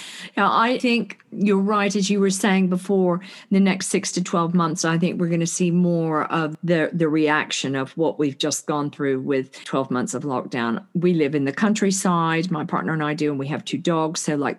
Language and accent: English; United States; because I'm from the States, you know, you have to pay for your health care